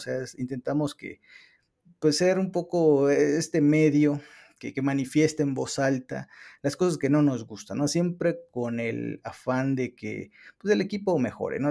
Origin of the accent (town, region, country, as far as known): Mexico